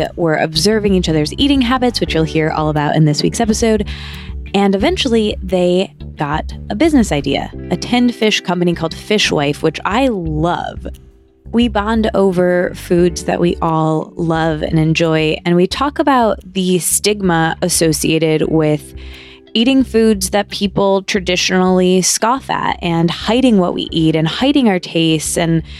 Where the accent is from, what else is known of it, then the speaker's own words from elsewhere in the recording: Midwest, United States; So I'm from the Midwest, and I didn't grow up eating tinned fish aside from like tuna salad